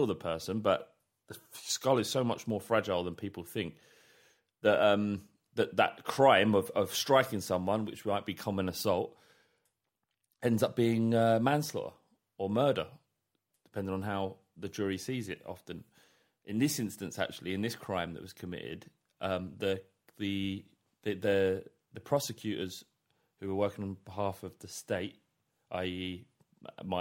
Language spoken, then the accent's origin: English; London, United Kingdom; growing up in London, in North London